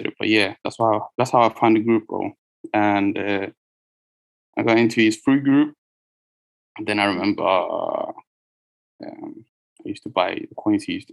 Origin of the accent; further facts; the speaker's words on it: Norway; being from where I'm from Norway